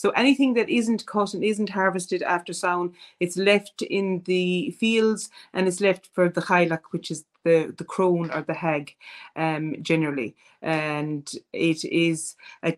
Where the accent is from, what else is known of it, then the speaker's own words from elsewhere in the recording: Ireland; as Irish people